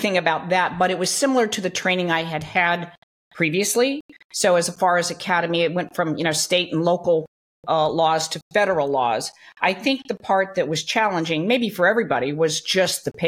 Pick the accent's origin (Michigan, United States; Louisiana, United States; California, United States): California, United States; Long Beach; I grew up in Long Beach, California. So I was a Southern California girl